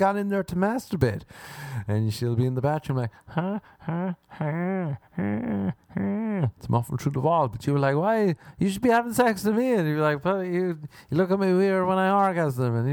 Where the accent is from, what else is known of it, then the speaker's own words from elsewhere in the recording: Ireland; I'm an Irishman